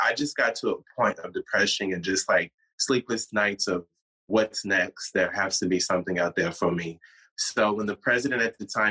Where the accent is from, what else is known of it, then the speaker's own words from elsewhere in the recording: Austin, Texas, United States; moved away; also born or lived in New York / Los Angeles; I'm from Austin, Texas